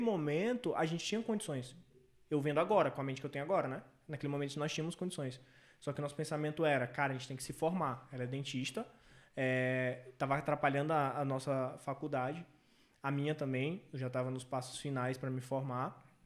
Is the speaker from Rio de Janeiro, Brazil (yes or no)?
no; São Luís, Maranhão, Brazil; em São Luís, que é minha cidade natal